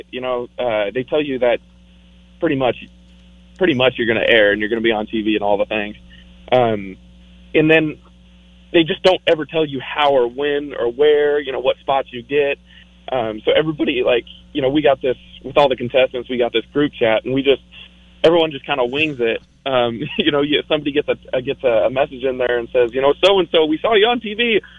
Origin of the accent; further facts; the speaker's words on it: Newport, Washington, United States; now in Spokane, United States; Um, in Spokane, I've I've lived uh, probably somewhere around five years. Um, but I, I grew up in Newport, Washington.